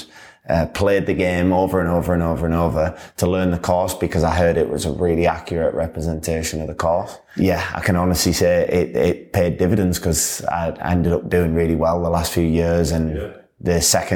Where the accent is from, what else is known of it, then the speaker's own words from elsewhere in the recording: Yorkshire and the Humber, United Kingdom; I'm obviously from Yorkshire as well